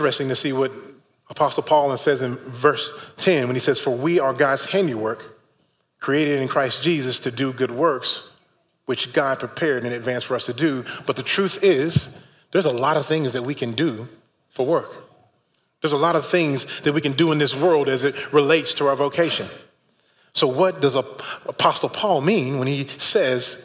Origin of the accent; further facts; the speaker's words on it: Fort Worth, Texas, United States; moved away; my hometown, the great city of Fort Worth